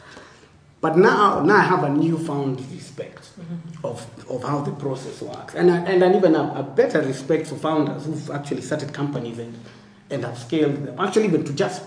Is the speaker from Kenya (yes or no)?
yes; Kenya